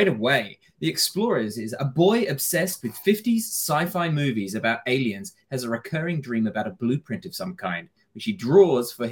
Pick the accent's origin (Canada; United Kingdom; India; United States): United Kingdom; now in Australia; I'm British